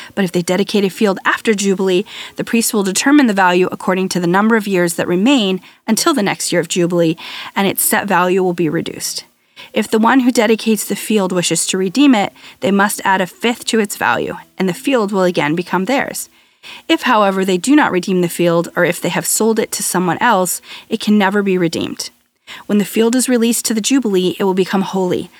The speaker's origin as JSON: {"language": "English", "country": "United States", "said": "I'm American, a firstborn"}